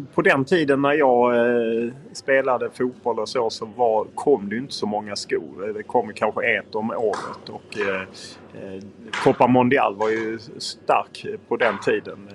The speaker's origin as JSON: {"language": "Swedish", "town": "Lund", "region": "Skåne", "country": "Sweden", "moved": "yes", "lives_now": "Stockholm, Sweden", "said": "jag är från Lund"}